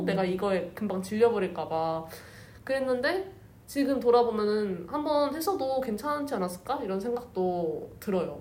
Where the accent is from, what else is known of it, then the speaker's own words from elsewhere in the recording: Seoul, South Korea; 원래 서울에서 벗어난 적이 없는 사람이었어가지고